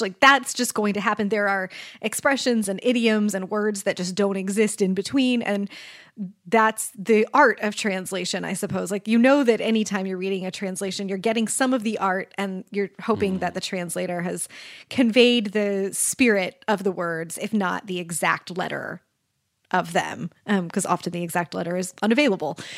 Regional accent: Kansas City, United States; I grew up in Kansas City

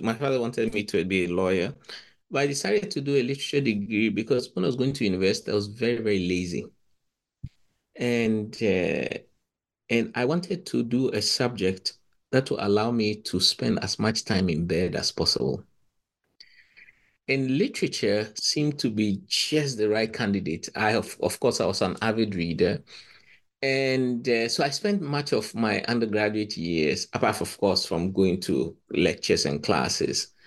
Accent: Ghana; moved away as an adult; also born or lived in Cambridge, United Kingdom; I come from Ghana, but I did Nigerian literary history

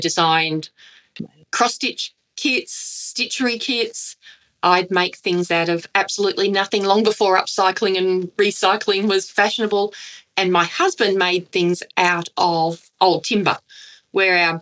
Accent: Redcliffe, Queensland, Australia; I was raised in Redcliffe in Queensland

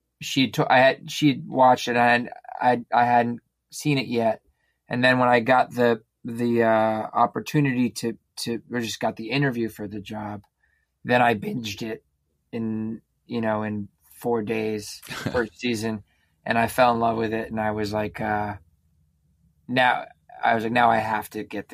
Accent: Westchester, New York, United States; also born or lived in Boston; I grew up in Westchester, New York, about an hour north of the city

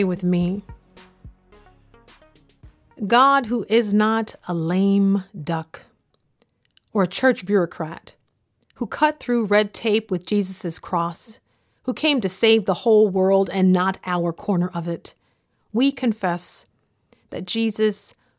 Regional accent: the South, United States; When I was growing up in the South in the early 1990s

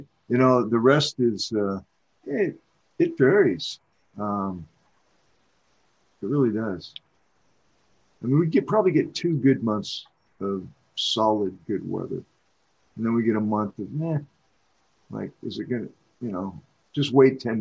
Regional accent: Oregon, United States; also born or lived in San Francisco; I'm from Oregon, buddy. Oregon grown. Pretty much my whole, I lived in San Francisco for about a year. That was interesting. I came home.

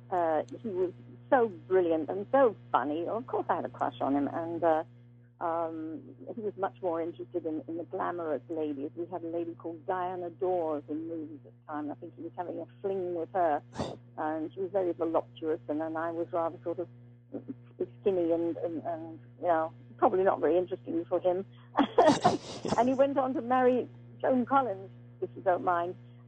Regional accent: England, United Kingdom; also born or lived in Wales; You know, I'm English. I'm British.

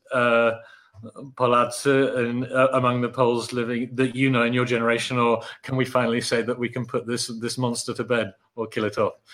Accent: Oxford, South East England, United Kingdom; a child growing up in Oxford, where my father was teaching philosophy as part of PPE

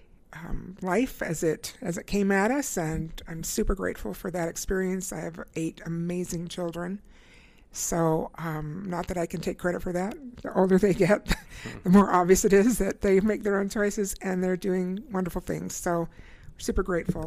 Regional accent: Indiana, United States; moved away as an adult; now in Utah, United States; I grew up in Indiana

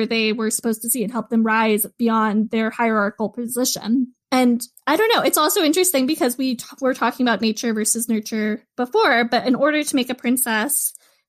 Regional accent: United States; as an American

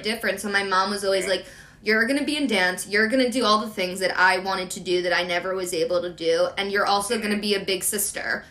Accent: Philadelphia, Pennsylvania, United States; I'm from Philly

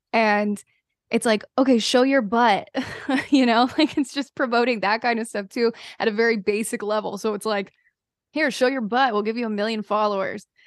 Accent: North Carolina, United States; I am from North Carolina

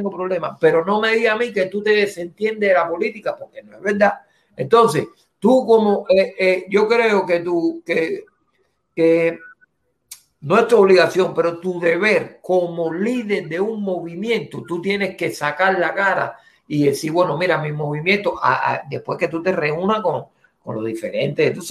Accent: Cuba; evidentemente yo soy cubano, yo puedo ver lo que él está haciendo por Cuba

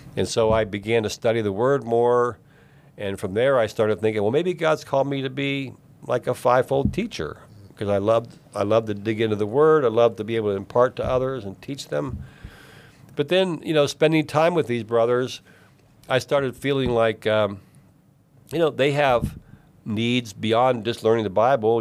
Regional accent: East Liverpool, Ohio, United States; also born or lived in Alaska; I grew up in East Liverpool, Ohio, which is about an hour from where I live today, down on the Ohio River

